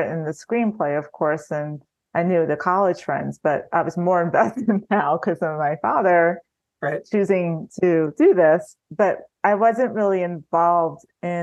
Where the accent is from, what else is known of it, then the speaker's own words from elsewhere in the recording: Long Island, New York, United States; I'm from Long Island.